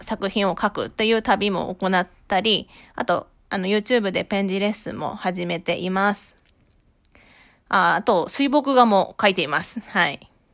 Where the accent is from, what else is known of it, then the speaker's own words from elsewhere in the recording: Shirakawa, Fukushima, Japan; moved away as an adult; now in Tokyo, Japan; 私は福島県白河市出身で、二千十五年に上京と同時に書家として独立をしました。